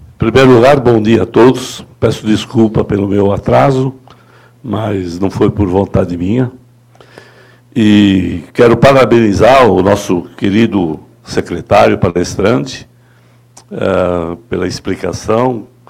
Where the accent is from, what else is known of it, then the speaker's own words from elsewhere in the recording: São Paulo, Brazil; Eu sou armênio paulista